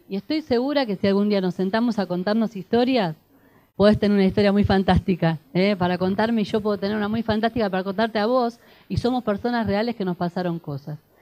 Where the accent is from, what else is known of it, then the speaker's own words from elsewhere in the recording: Avellaneda, Buenos Aires Province, Argentina; Allá en la zona sur, yo soy de Avellaneda